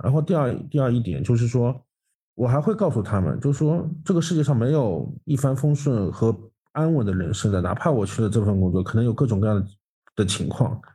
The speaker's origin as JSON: {"language": "Chinese", "region": "Zhejiang", "country": "China", "said": "我们浙江人"}